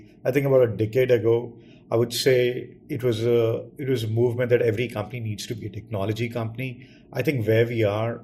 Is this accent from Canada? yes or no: no; New Delhi, Delhi, India; I grew up and studied in New Delhi.